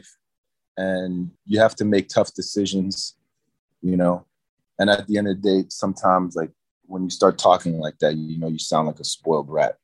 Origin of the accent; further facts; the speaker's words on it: New York City, New York, United States; I'm from New York City